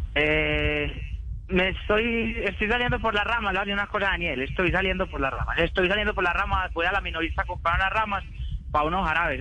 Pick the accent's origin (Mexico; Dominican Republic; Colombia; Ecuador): Colombia; Paisa, Antioquia; los paisas hablamos de frente